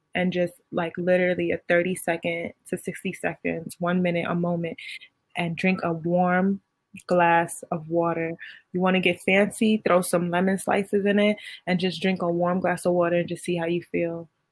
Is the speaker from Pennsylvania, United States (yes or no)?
no; New York City, New York, United States; I'm from Brooklyn